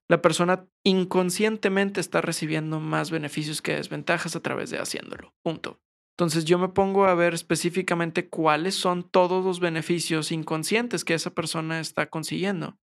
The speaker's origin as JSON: {"language": "Spanish", "town": "San Pedro Garza García", "region": "Nuevo León", "country": "Mexico", "said": "Yo soy de San Pedro"}